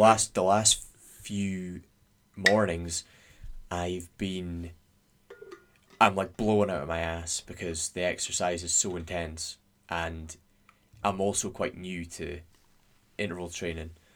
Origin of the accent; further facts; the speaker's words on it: Scotland, United Kingdom; we're Scottish